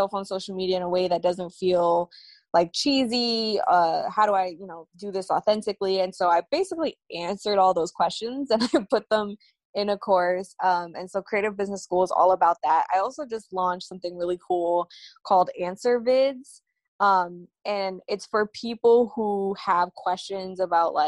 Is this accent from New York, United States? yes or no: yes; New York City, New York, United States; I'm from Brooklyn.